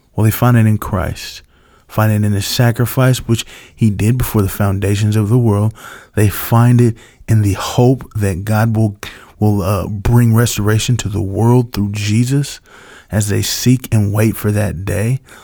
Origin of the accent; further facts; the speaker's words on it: United States; as an American